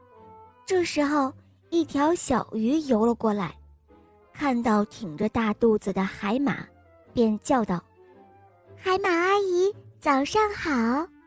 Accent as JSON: {"language": "Chinese", "town": "Taiyuan", "region": "Shanxi", "country": "China", "said": "我今年四岁了，我来自菜市太原"}